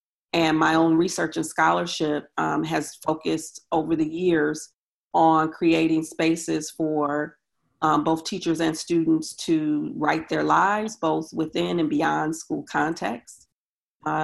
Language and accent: English; Milwaukee, Wisconsin, United States; now in Syracuse, United States; Wisconsin is my hometown or home state. I'm from Milwaukee, Wisconsin.